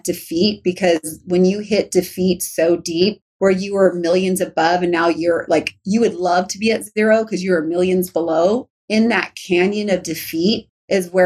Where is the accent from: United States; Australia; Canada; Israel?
United States; Riverside, California; also born or lived in Norco, California / Orange County, California / Huntington Beach, California; I love my home state, but Riverside and Norco, I grew up like on like dirt land